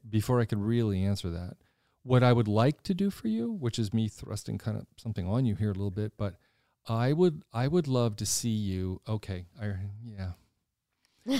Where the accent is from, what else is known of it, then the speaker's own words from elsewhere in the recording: Washington, District of Columbia, United States; moved away as an adult; now in Lancaster, United States; I grew up in Washington. I grew up in the city.